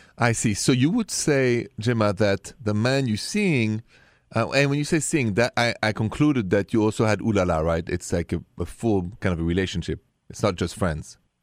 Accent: France; accent: thick French; English is a second language; my thick accent is still French.

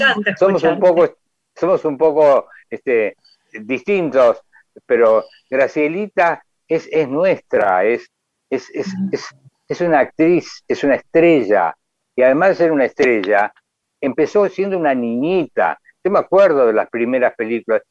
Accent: Uruguay; yo me considero uruguayo

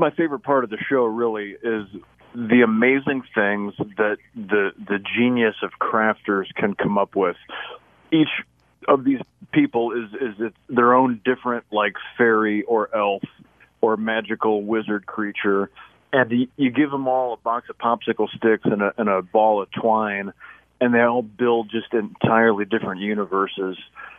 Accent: Minooka, Illinois, United States; He was the mayor of Manuka, my hometown.

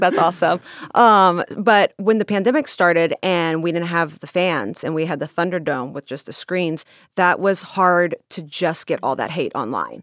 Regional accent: Russia; moved away; I grew up in Russia

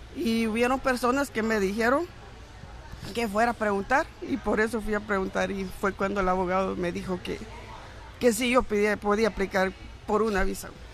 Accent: Guatemala; moved away as an adult; now in United States; en mi país yo estaba dando clases, era maestra de, primaria

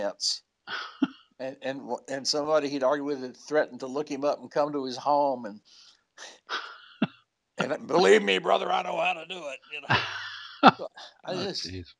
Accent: Huntsville, Alabama, United States; moved away; my hometown of Huntsville, Alabama. I didn't live there anymore

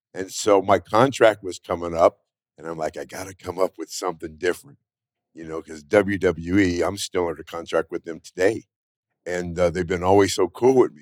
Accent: Northern California, United States; moved away as an adult; now in Las Vegas, United States; I'm from Northern California.

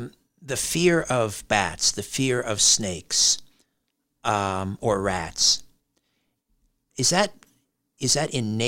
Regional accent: United Kingdom; And being British, I tend to, you know, shove everything down deep inside until it's compounded like a hard diamond.

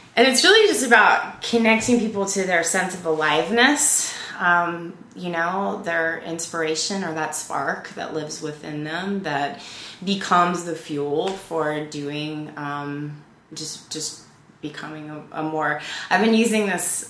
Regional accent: Louisiana, United States; moved away as an adult; also born or lived in California; I was from Louisiana

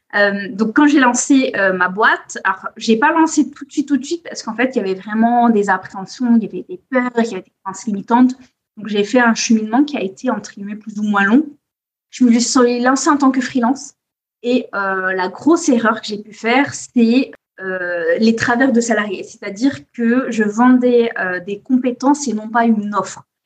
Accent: Corsica, France; now in Biarritz, France; je suis née, j'ai grandi en Corse

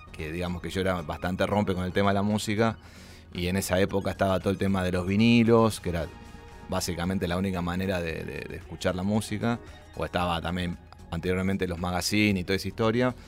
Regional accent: Buenos Aires, Argentina; Nací en Villa Crespo, en, bueno, ahí eh, en Araos

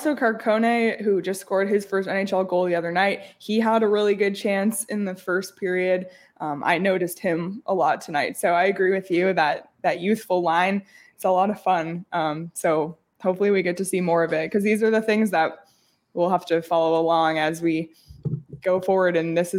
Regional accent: Toronto, Ontario, Canada; born there; I was born in April in Toronto, and there was a snowstorm.

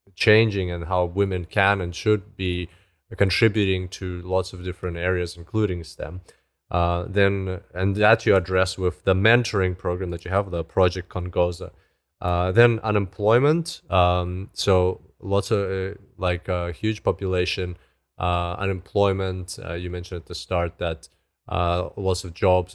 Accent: Zimbabwe; moved away; I grew up in Africa, in, in Zimbabwe. So, but I haven't been back there for so long

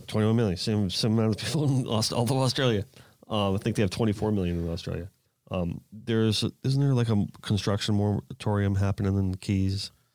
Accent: South Florida, United States; growing up in South Florida

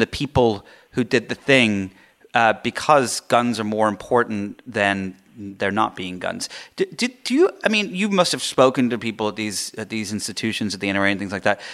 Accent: England, United Kingdom; moved away; I grew up in England

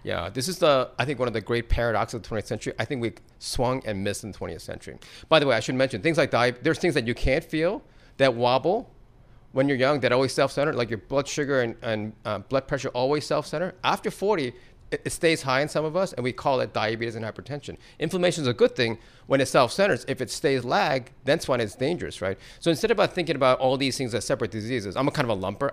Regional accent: East Coast, United States; now in Silicon Valley, United States; where I grew up in the East Coast.

